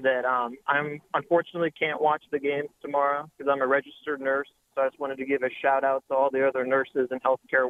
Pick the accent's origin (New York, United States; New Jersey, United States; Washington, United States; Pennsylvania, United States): Pennsylvania, United States; Pittsburgh; I'm from Pittsburgh.